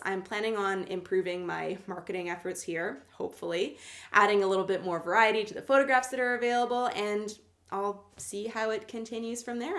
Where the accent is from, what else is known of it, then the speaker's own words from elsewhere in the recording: Canada; I'm Canadian